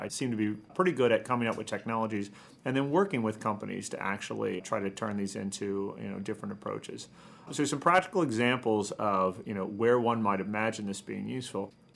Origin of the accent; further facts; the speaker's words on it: Midwest, United States; I'm from the Midwest